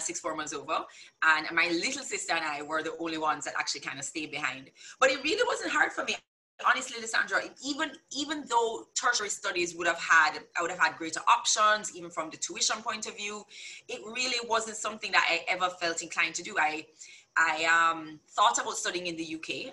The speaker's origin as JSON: {"language": "English", "country": "Jamaica", "tie": "born or raised there", "also_born_or_lived": "Chicago, United States", "said": "all I really knew growing up was Jamaica"}